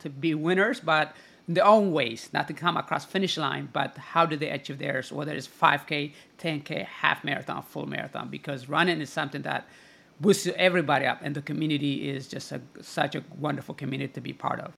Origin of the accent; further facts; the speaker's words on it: United States; also born or lived in Italy; growing up in the United States